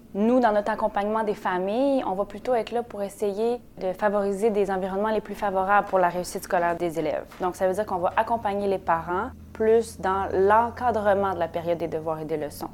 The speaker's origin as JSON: {"language": "French", "town": "Montreal", "region": "Quebec", "country": "Canada", "tie": "born or raised there", "said": "Je suis née à Montréal"}